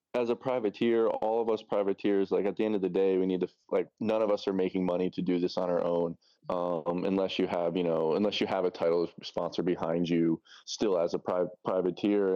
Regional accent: New York, United States; now in Tallahassee, United States; I'm originally from New York. Um, I'm, like, an hour north of the city

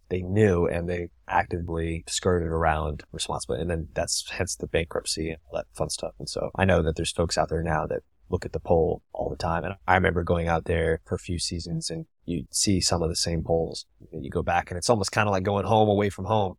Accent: Tampa, Florida, United States; I'm from Tampa

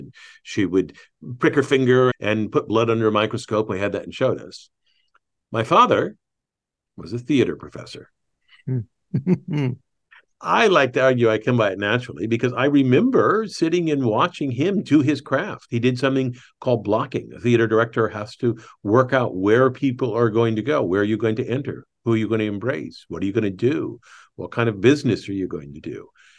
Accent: Michigan, United States; accent: Southern Indiana; also born or lived in Indiana; I think we're both Midwesterners. I was born in Indiana, raised in Michigan, and actually had a Southern Indiana accent, which I worked with a voice teacher to get rid of when I was in my 30s, I think.

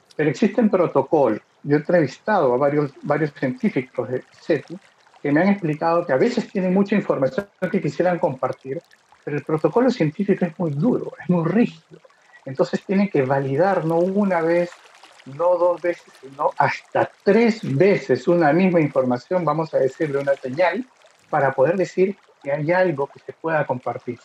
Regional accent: Peru; yo soy de Perú

